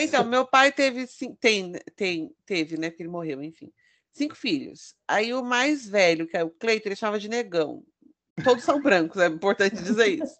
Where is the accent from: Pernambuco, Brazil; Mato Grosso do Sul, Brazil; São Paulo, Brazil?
São Paulo, Brazil; São Bernardo do Campo; eu sou de São Bernardo do Campo